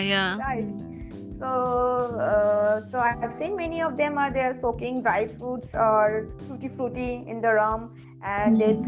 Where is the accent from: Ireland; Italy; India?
India; we're Indian, where we celebrate so many kinds of festivals